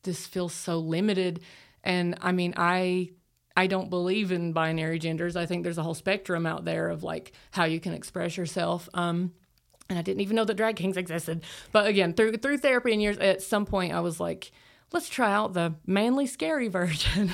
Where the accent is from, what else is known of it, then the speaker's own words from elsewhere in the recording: Appalachia, Tennessee, United States; I grew up in Appalachia